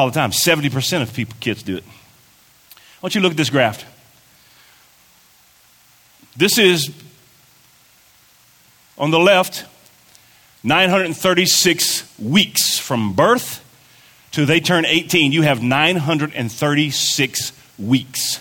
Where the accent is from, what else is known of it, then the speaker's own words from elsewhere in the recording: Kentucky, United States; moved away; I'm from Kentucky